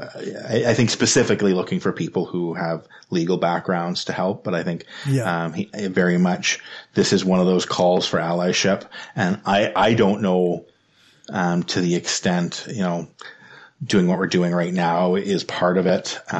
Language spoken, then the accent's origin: English; Ottawa, Ontario, Canada; I grew up in Ottawa. I lived in Ottawa for many years. I shouldn't say grew up because I lived in a whole bunch of different places, but I lived in Ottawa till I was 7. And then I lived back in Ottawa again, from like ages 13 to 15.